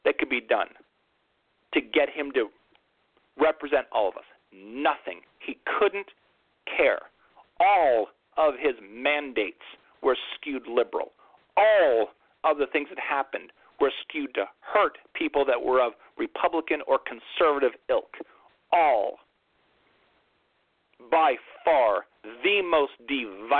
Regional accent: New York, United States; I'm a New Yorker.

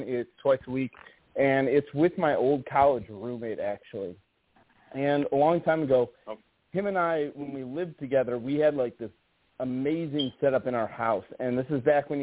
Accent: Cleveland, Ohio, United States; now in Florida, United States; I was born and raised in Cleveland. I live in Florida now

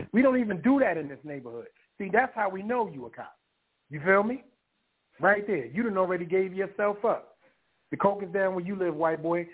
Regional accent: New York City, New York, United States; growing up in Harlem in the South Bronx

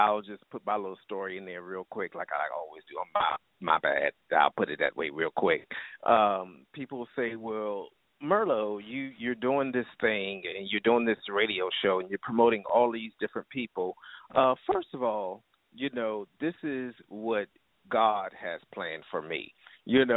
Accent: Virginia, United States; I'm from Virginia

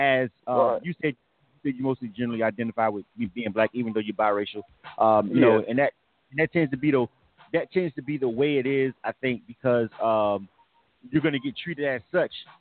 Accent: the South, United States; now in Atlanta, United States; I'm from the South

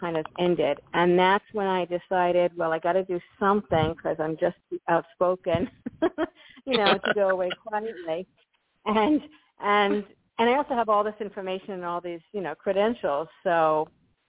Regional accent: New York, United States; moved away as an adult; now in Florida, United States; I grew up in New York, and we have lots of wildlife

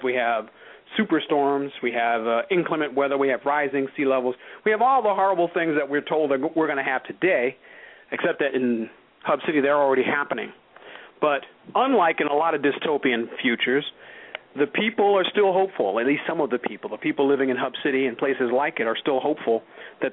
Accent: New York City, New York, United States; I've lived in New York. I grew up in New York

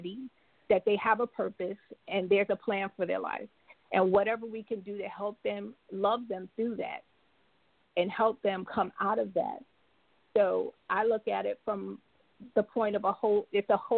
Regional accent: New York, United States; now in Jacksonville, United States; I'm originally from New York, but I now reside in Jacksonville, Florida.

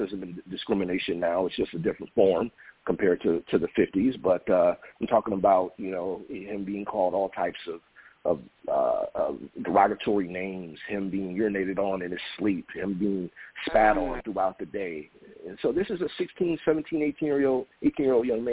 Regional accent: Detroit, Michigan, United States; also born or lived in Sylvania, Ohio; I grew up in the Metro Detroit area

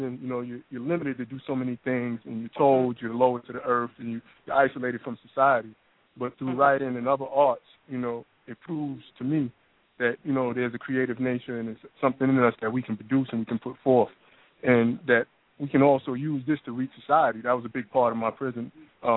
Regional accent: New York City, New York, United States; moved away as an adult; now in Atlanta, United States; I'm from New York, originally Brooklyn, New York, but now I'm down in Atlanta

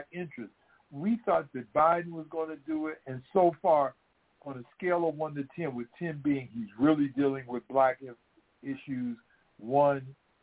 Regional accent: Cleveland, Ohio, United States; I grew up in Cleveland

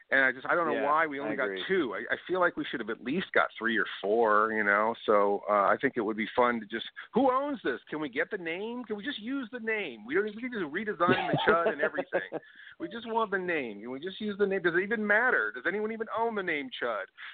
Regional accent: Sacramento, California, United States; Wow, I'm from Sacramento.

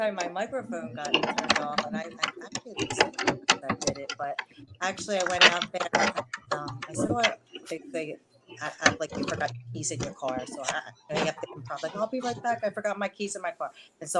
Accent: Memphis, Tennessee, United States; also born or lived in Savannah / Seattle / San Francisco; So I moved to Seattle, San Francisco, but I grew up in Memphis, and I lived in Savannah for a little bit. So my accent could be a little bit mixed

